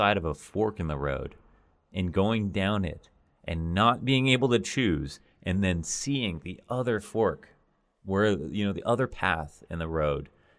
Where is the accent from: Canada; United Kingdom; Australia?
Canada; now in United States; I've gone from Toronto to the U.S., so I understand that. I'm a Canadian citizen, so that's probably a little bit easier.